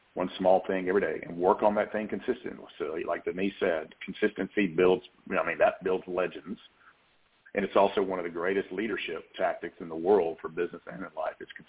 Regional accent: the South, United States; accent: Southern; my Southern accent

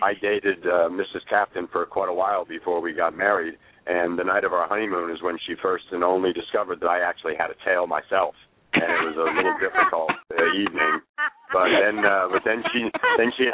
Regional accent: northwestern New Jersey, United States; northwestern New Jersey, that were, near my hometown

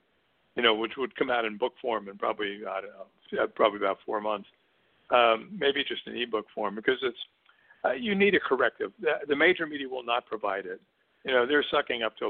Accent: Newark, New Jersey, United States; grew up in Newark, New Jersey

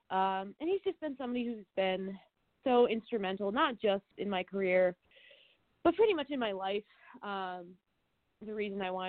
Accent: Albany, New York, United States; so I'm actually from Albany, New York.

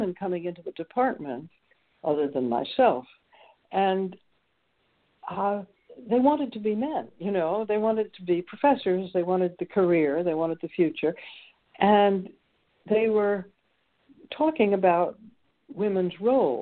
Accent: New York City, New York, United States; now in Rockland, Maine, United States; grew up in New York City

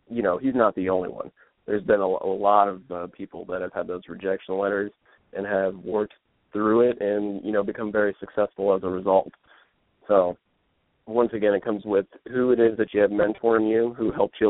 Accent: Dallas, Texas, United States; my hometown here in Dallas

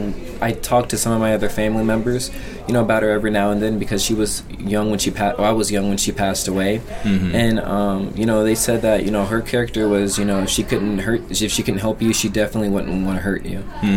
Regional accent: Colorado, United States; born there; So I was born in Colorado, and we went back out there when I was in middle school.

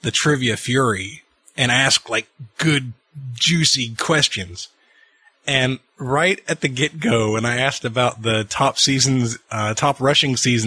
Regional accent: Atlanta, Georgia, United States; I grew up in Atlanta

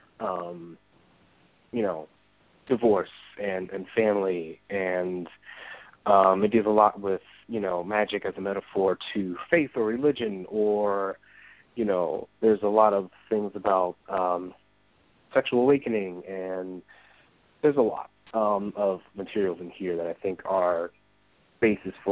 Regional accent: Philadelphia, Pennsylvania, United States; I grew up in West Philly

